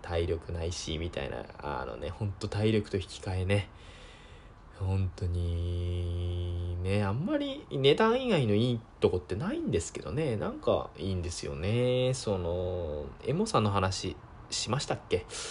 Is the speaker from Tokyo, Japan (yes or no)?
no; Sendai, Miyagi, Japan; えー、出身は宮城県です。えー、生まれも宮城県、えー、育ちも宮城県、えー、今も宮城県、えー、ずっと宮城県です。